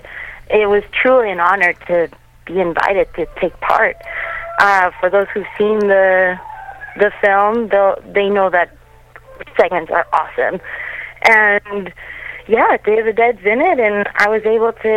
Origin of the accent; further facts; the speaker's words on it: Canada; also born or lived in Latin America; I grew up here in Canada, you know, the other half of my life